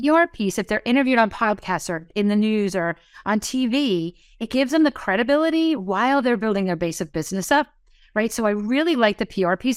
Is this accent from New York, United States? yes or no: no; New Jersey, United States; I'm from New Jersey.